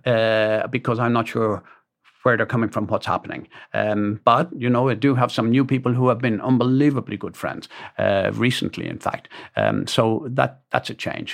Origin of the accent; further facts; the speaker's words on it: Dublin, Leinster, Ireland; a guy called McTunney, for example, that we grew up in Dublin together